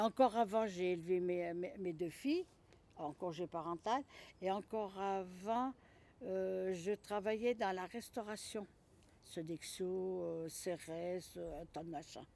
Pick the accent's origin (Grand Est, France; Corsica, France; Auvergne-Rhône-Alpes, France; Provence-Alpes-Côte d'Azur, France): Auvergne-Rhône-Alpes, France; Lyon; moved away as an adult; also born or lived in Vergoin, Lyon; je suis de la Croix-Rousse. Et eh ben, à la MJC de la Croix-Rousse, rue Gratalou, on jouait à la babasse, on jouait au baby-foot